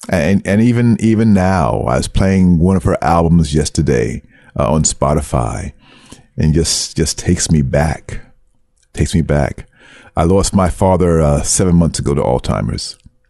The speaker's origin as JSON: {"language": "English", "town": "Brooklyn", "region": "New York", "country": "United States", "accent": "Brooklyn", "said": "they picked at me about the way I spoke, about my thick Brooklyn accent."}